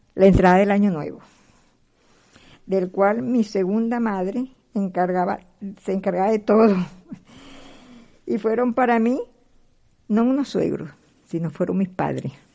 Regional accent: Venezuela; moved away as an adult; also born or lived in Caracas, Venezuela; now in Madrid, Spain; nací en un pueblito de Venezuela

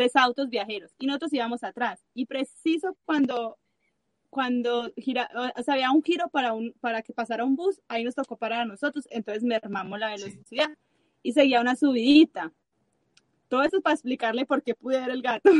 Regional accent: Colombia; now in Chile; nosotros somos colombianos y hablamos mucho

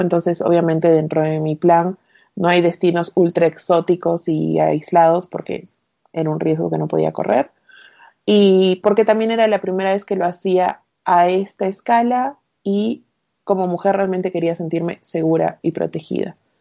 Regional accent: Arequipa, Peru; moved away as an adult; also born or lived in Piura / Buenos Aires; soy de Arequipa, del sur. Eh, viví acá toda mi secundaria

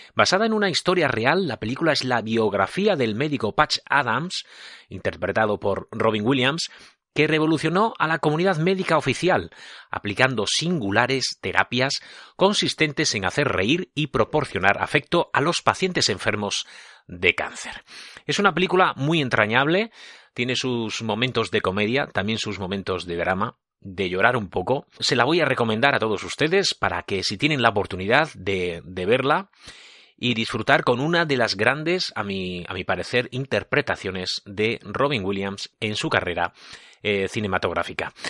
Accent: Tricio, La Rioja, Spain; de mi pueblo, de este pueblo, de Tricio

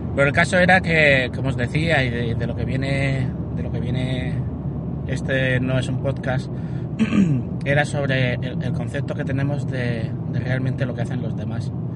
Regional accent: Alhama de Murcia, Region of Murcia, Spain; also born or lived in Castellón; Mi padre era el presidente de la Cruz en, en Alama de Murcia, donde yo nací

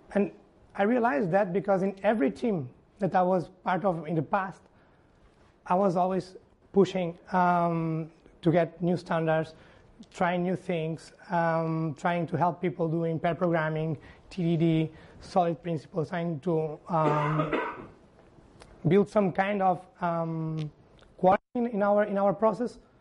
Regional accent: Porto, Norte, Portugal; Estádio do Dragão, Porto, Portugal, my, my home country, my, my hometown.

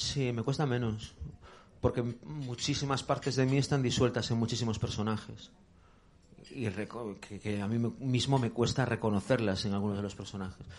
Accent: Galicia, Spain; moved away as an adult; now in Madrid, Spain; yo era un crío de un pueblo gallego pequeño

